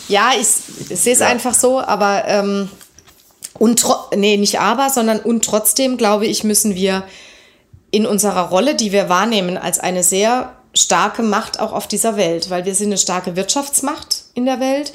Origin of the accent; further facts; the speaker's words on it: Germany; als Deutsche